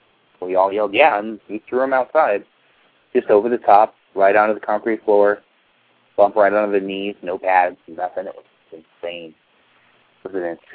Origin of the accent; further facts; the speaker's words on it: San Francisco, California, United States; I grew up here in San Francisco or outside of San Francisco